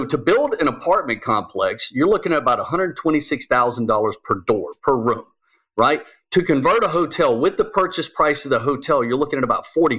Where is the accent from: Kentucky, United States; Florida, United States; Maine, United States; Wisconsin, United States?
Florida, United States; Jacksonville; do the Jacksonville Jaguars, because I'm from Jacksonville, do they suck so bad because it's Jacksonville?